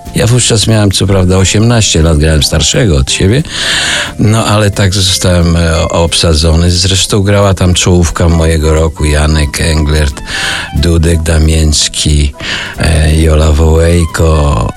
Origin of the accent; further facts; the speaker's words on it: Puławy, Lublin Voivodeship, Poland; ja pochodzę z Puław